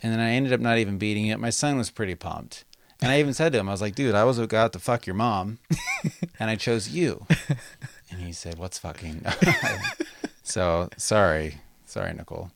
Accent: Las Vegas, Nevada, United States; now in Sacramento, United States; when I grew up in Las Vegas

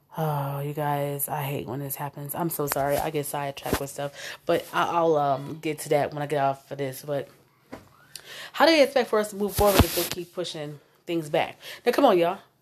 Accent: Omaha, Nebraska, United States; I came from North Omaha

